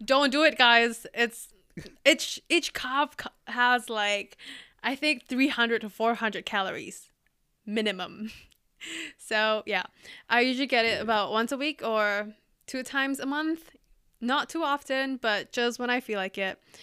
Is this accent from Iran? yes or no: no; Indonesia; now in Singapore; I live in Singapore and yeah, my home country is Indonesia